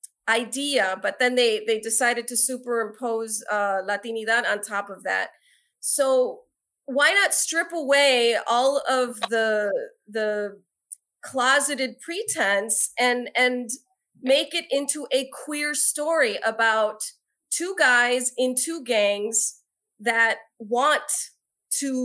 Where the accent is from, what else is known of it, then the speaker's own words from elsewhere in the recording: Chicago, Illinois, United States; moved away as an adult; now in New York, United States; when I grew up in Chicago and Logan Square